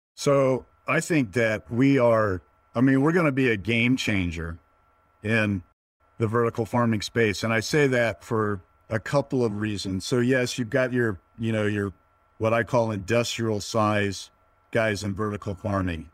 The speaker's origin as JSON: {"language": "English", "region": "Northern Virginia", "country": "United States", "tie": "born or raised there", "also_born_or_lived": "Prescott, Arizona", "moved": "yes", "lives_now": "San Luis Obispo, United States", "said": "I'm originally, uh, born and raised in Northern Virginia, just outside of the D C Beltway."}